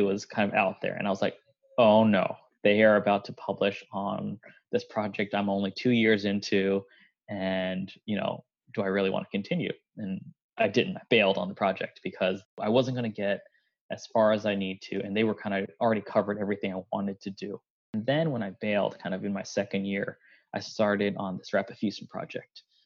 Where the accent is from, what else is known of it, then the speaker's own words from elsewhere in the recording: Gaithersburg, Maryland, United States; also born or lived in Boston; I'm actually a Maryland native. I grew up in Gaithersburg.